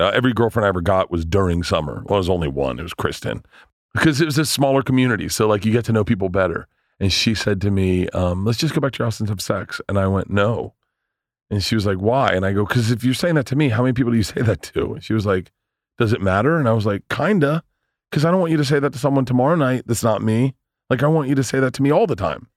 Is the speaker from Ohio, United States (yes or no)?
no; Tampa, Florida, United States; moved away; I grew up in Tampa, so I like I know everyone in Tampa.